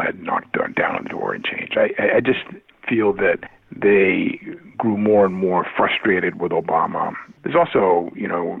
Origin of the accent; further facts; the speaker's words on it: Boston, Massachusetts, United States; I come from Boston and Massachusetts, a blue state